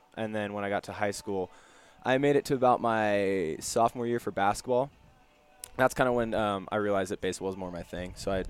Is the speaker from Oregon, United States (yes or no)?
yes; Portland, Oregon, United States; When I was growing up, it kind of seemed to be dying out.